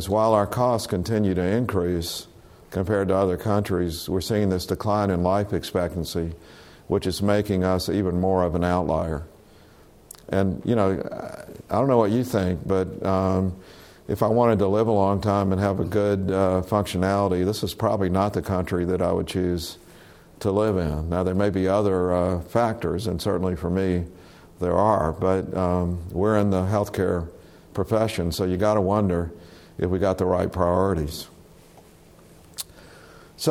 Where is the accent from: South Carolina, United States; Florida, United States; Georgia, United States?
South Carolina, United States; moved away; I was born in South Carolina